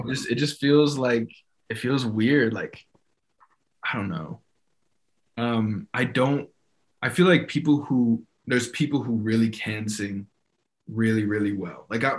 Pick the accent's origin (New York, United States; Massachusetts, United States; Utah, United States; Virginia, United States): Utah, United States; also born or lived in Arizona / California; I'm from Utah. I mean, I guess, so born in Arizona, raised in Utah, moved to California, back in Utah.